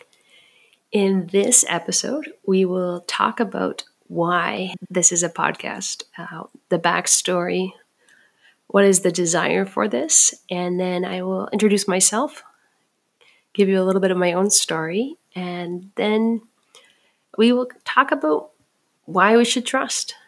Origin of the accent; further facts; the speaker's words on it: Saskatchewan, Canada; moved away as an adult; also born or lived in New Hampshire; I grew up with missionary parents. I grew up on and around an Indian reservation in experienced life in the wild of Canada